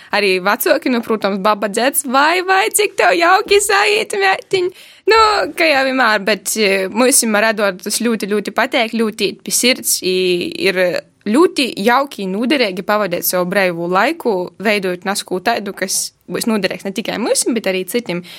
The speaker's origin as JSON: {"language": "Latvian", "region": "Latgale", "country": "Latvia", "said": "esmu no Latvijas meitene"}